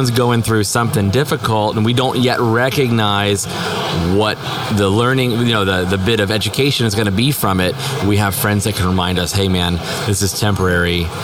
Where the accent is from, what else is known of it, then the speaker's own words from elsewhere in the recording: Albuquerque, New Mexico, United States; I'm a financial advisor with Edward Jones, and I am from Albuquerque, New Mexico